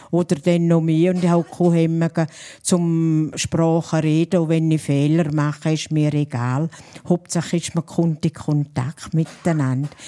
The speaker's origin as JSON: {"language": "German", "region": "St. Gallen", "country": "Switzerland", "said": "Aber St. Galler Rindtal ist an der Grenze zu Österreich. Da hört man ganz früh den Unterschied. Und wir sind keine Österreicher, wir sind Schweizer."}